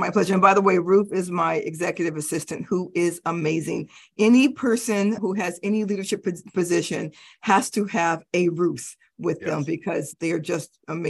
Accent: Denver, Colorado, United States; also born or lived in Stuttgart, Germany; I was born in Stuttgart, Germany, but we lived quite a few places before we finally settled in Denver, Colorado.

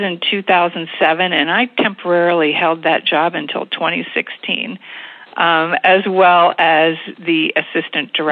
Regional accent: State College, Pennsylvania, United States; moved away as an adult; now in Reading, United States; I grew up in the State College area with a wonderful childhood

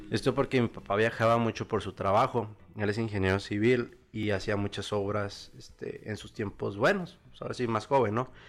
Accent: State of Mexico, Mexico; born there; Eh, pues comienzo, pues ahora sí que desde el inicio, desde mi niñez, yo nací en el Estado de México

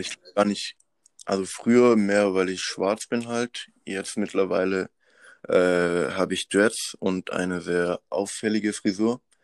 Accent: Madagascar; also born or lived in Pforzheim, Germany; now in Germany; ich bin geboren auf Madagaskar und dann mit meiner Mom zusammen äh, 2001 nach Europa gekommen

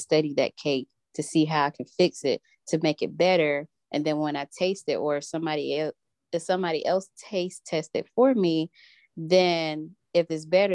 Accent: Rocky Mount, North Carolina, United States; when I moved back home to my hometown in Rocky Mount

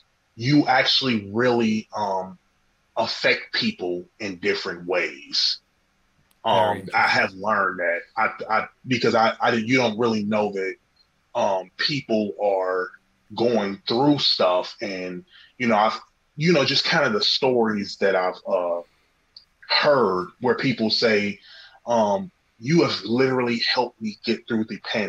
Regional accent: Cincinnati, Ohio, United States; Cincinnati, Ohio.

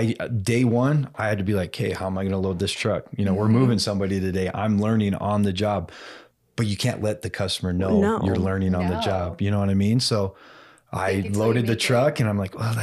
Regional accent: Burley, Idaho, United States; now in Pocatello, United States; where we grew up in Burley, Twin Falls

